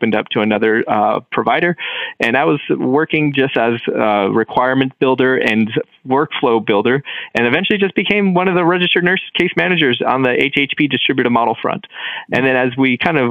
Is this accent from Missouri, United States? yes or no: no; Bakersfield, California, United States; Some of the most desperate and tough situations that I've ever seen in my entire life have been right here in my hometown